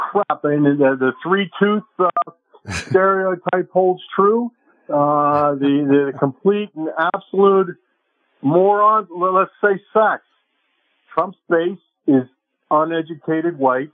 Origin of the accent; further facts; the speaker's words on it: near Philadelphia, Northeastern Pennsylvania, United States; I grew up in Northeastern Pennsylvania, near Philadelphia